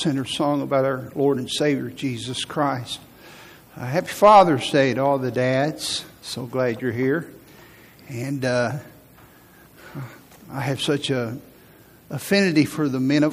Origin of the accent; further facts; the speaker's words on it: Huntsville, Alabama, United States; also born or lived in Virginia / Tennessee; I grew up in Huntsville. And for most of my life, I've lived here.